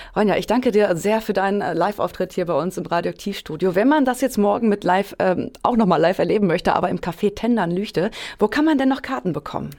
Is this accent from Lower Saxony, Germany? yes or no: yes; Hameln, Lower Saxony, Germany; ich komme aus Hameln gebürtig